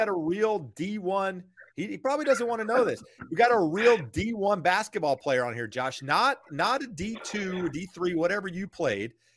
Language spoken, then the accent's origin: English; North Carolina, United States; now in Southern California, United States; I'm from North Carolina